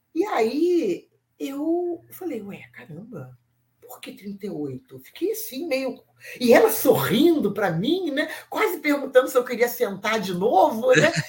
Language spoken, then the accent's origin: Portuguese; Brazil; eu sou do Brasil